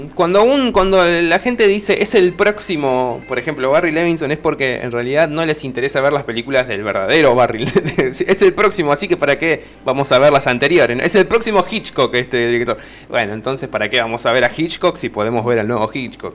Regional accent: Alejandro Korn, Buenos Aires, Argentina; todos los que somos de Alejandro Corp

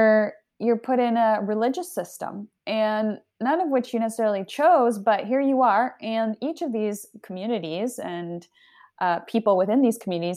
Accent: Canada; also born or lived in Argentina / United States; So I'm Argentinian. I was born in Argentina. I grew up in Canada and the US, and I moved around a lot.

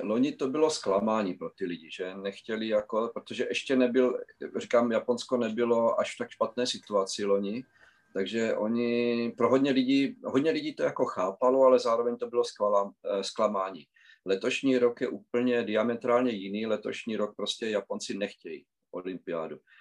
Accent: Znojmo, South Moravian Region, Czechia; moved away as an adult; now in Japan; jsem vlastně z Moravy, ze Znojma

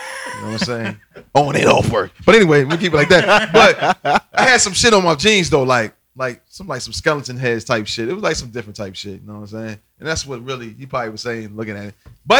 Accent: New York, United States; I say son because I'm from New York.

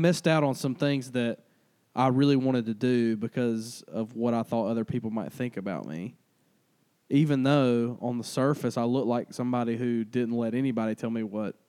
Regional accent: Arlington, Georgia, United States; also born or lived in Albany, Georgia; I was born in Albany, Georgia, raised in Arlington, Georgia

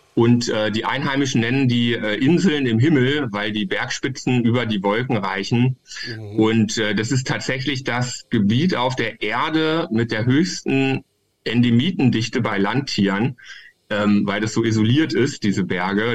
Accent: Hildesheim, Lower Saxony, Germany; ich bin ja aus Hildesheim

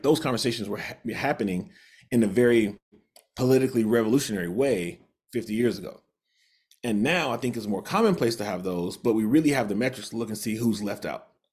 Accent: the industrial Midwest, United States; moved away as an adult; now in Utah, United States; I grew up in the Midwest, part of the, sort of the industrial Midwest and the Rust Belt

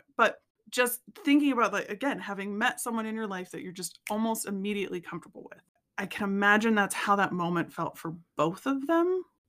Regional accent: United States; I'm from the Springs.

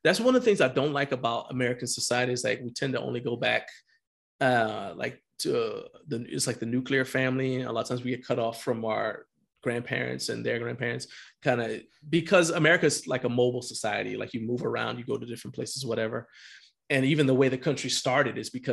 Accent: Liberia; now in United States; I was born in Liberia, West Africa. I was born there.

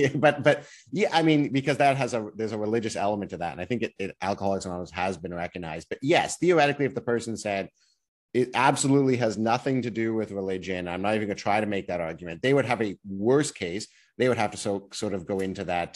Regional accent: Ottawa, Ontario, Canada; now in Toronto, Canada; I'm originally from Ottawa

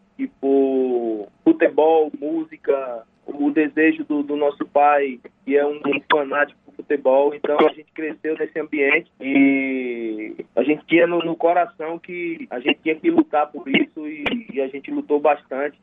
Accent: Juazeiro, Bahia, Brazil; a gente é de Juazeiro, mas a gente nasceu e foi criado em um lugar chamado Salitre, que é distrito aqui da cidade de Juazeiro.

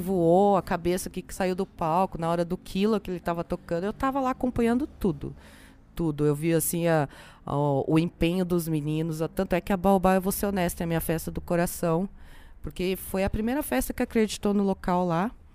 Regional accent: São José dos Campos, São Paulo, Brazil; Eu sou de São José dos Campos

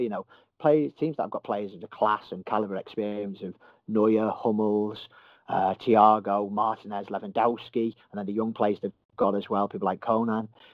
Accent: Merseyside, North West England, United Kingdom; I'm from Merseyside, as hopefully people can tell by the accent

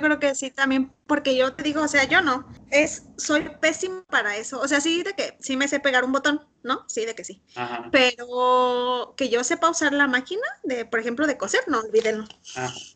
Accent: Morelia, Michoacán, Mexico; Nosotros que somos de Morelia

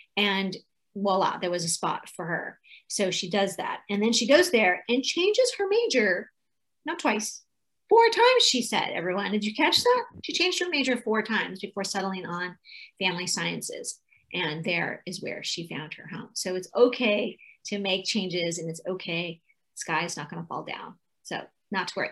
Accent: California, United States; I'm from California

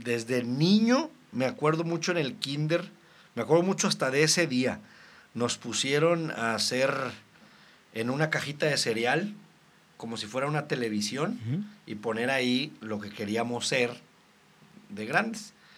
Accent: Reynosa, Tamaulipas, Mexico; Soy de Reynosa, Tamaulipas, desde mis tatarabuelos

